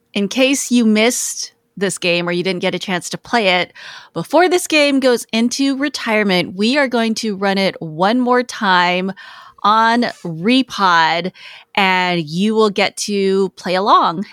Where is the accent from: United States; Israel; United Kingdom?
United States; Los Angeles, California; it is my hometown